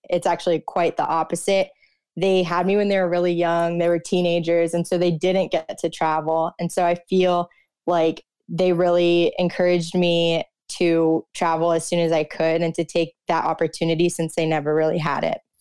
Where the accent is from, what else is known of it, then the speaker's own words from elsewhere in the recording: South Florida, United States; moved away as an adult; also born or lived in Austin, Texas; growing up in South Florida